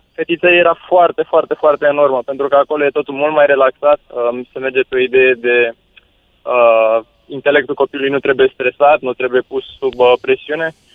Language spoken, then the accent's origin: Romanian; Bucharest, Romania; Eu am crescut în Drahova, în București